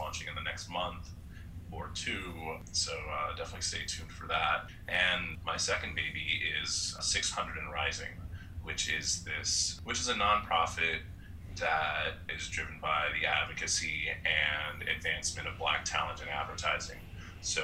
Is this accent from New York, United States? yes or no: yes; New York City, New York, United States; I'm from Far Rockaway, I'm at the southernmost edge of Queens